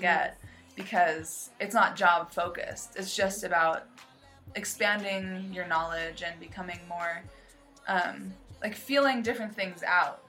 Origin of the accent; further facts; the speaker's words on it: United States; moved away as an adult; now in Shantou, China; I grew up in the United States, in America